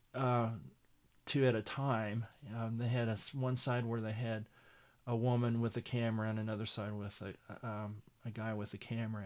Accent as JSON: {"language": "English", "town": "Miami", "region": "Oklahoma", "country": "United States", "tie": "born or raised there", "said": "I'm originally from Miami, Oklahoma, mm-hmm. and uh, uh, I was born and raised there"}